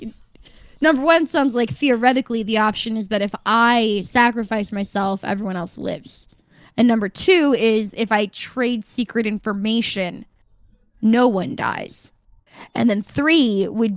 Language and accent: English; Midwest, United States; moved away; I was from the Midwest